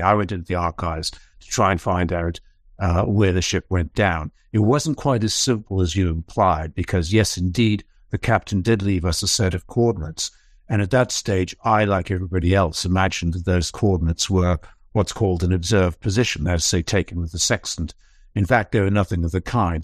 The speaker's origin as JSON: {"language": "English", "country": "Falkland Islands", "said": "I come from the Falkland Islands."}